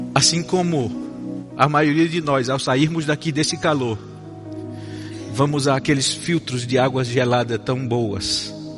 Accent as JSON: {"language": "Portuguese", "town": "Campina Grande", "region": "Paraíba", "country": "Brazil", "tie": "born or raised there", "accent": "nordestino", "moved": "yes", "said": "Eu nasci numa cidade chamada Campina Grande, na Paraíba"}